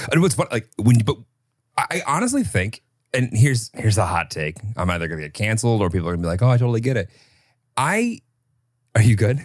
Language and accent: English; Illinois, United States; I grew up in Illinois